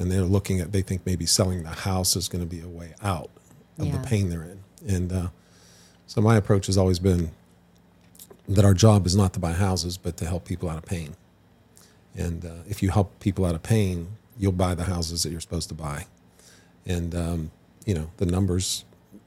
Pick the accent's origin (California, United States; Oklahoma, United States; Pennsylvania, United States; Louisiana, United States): Pennsylvania, United States; Western; I grew up in Western Pennsylvania